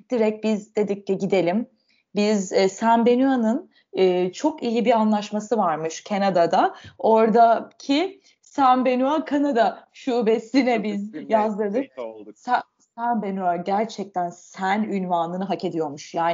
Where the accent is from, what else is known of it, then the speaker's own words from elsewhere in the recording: Adana, Turkey; Çok bizim. Ben Adanalıyım. Adanalıyım.